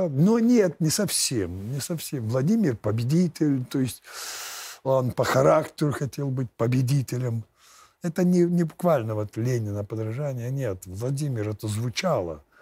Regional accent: Lithuania; я же я ж литовец.

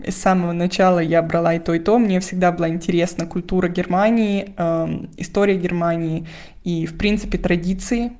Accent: Moscow, Russia; moved away as an adult; now in Germany; вся моя семья в Москве, я из Москвы

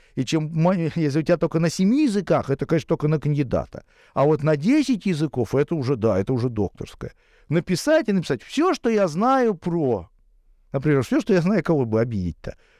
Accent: Saint Petersburg, Russia; я живу в Петербурге, я коренной петербуржец

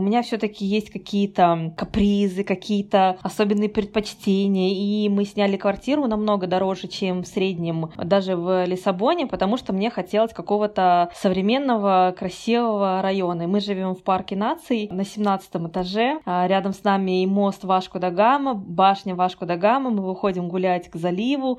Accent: Kazakhstan; moved away as an adult; also born or lived in Russia / Poland; now in Portugal; я родилась и выросла в Казахстане и живу в Португалии

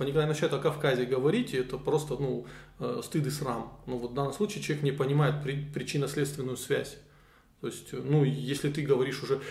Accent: North Caucasus, Russia; мы живем на своей земле

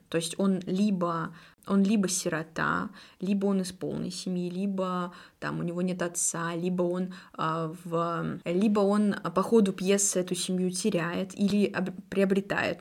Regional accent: Perm, Perm Krai, Russia; я пермячка

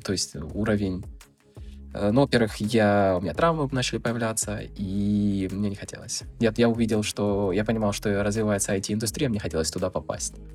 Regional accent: Donetsk, Donetsk Oblast, Ukraine; moved away as an adult; also born or lived in Russia / China / Netherlands; я из Украины, я Всю свою жизнь прожил в Донецке, я почти никуда не выезжал.

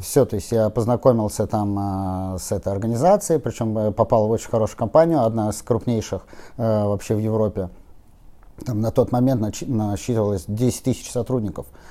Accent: Saint Petersburg, Russia; also born or lived in Moscow; Я вырос в Купчино, там родился

